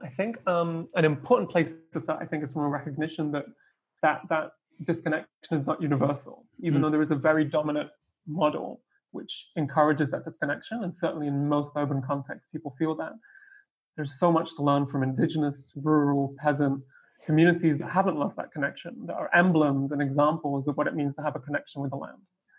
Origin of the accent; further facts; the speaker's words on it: Argentina; also born or lived in Russia / United Kingdom; I grew up in Russia, in the UK, and then in Argentina, and was where I spent most of my childhood.